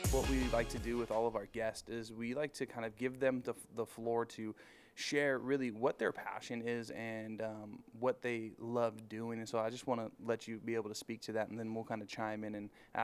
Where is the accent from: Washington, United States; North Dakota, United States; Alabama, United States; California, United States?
California, United States; Norco; Well, I am from Norco.